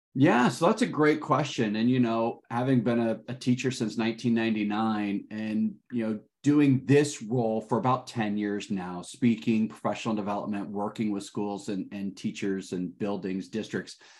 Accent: Detroit, Michigan, United States; I am calling in today from Detroit, Michigan. That is my hometown

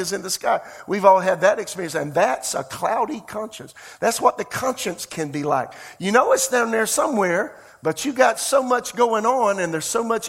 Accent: rural South Carolina, United States; moved away as an adult; also born or lived in Tulsa, Oklahoma; I'm from Podunkville, South Carolina. I'm from the country

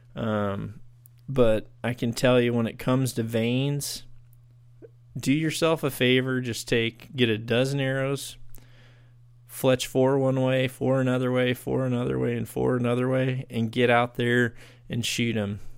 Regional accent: United States; here in my, in my home country

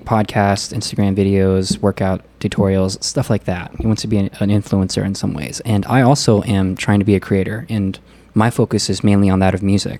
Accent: Pennsylvania, United States; moved away as an adult; also born or lived in Pasadena, California / Maryland / Kansas; now in Fremont, United States; Before I was a year old, though, my parents basically moved to Maryland and then a couple years later to Pennsylvania. And I was pretty much raised in Pennsylvania

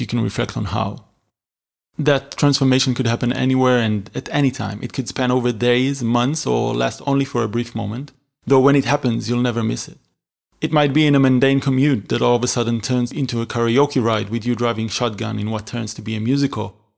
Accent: Israel; moved away as an adult; also born or lived in Berlin; I was born and raised in Israel in a small town next to Tel Aviv.

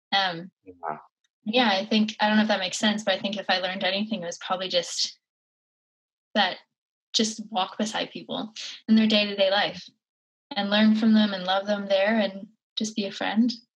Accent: Cape Breton Island, Nova Scotia, Canada; born or raised there

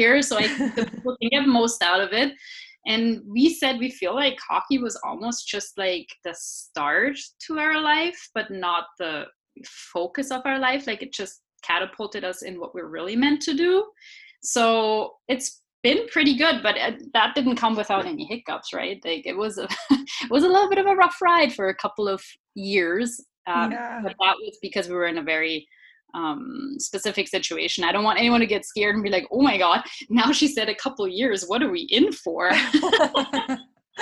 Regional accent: Regensburg, Bavaria, Germany; English is a second language; I am actually from Bavaria in Germany.

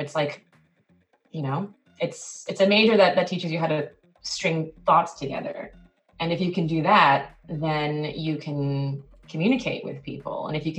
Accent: South Korea; also born or lived in New Jersey, United States / Tokyo, Japan; now in United States; So I was in Korea for about almost 10 years before I moved back to the US for college. I was born here, but I was born in New Jersey, actually.

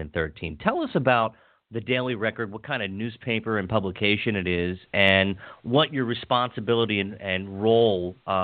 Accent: Hagerstown, Maryland, United States; where I grew up in Western Maryland in Hagerstown

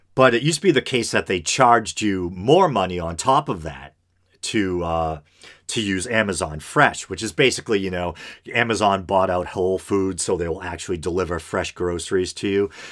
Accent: Burlington, Massachusetts, United States; in Massachusetts, uh, right in my hometown here of Burlington

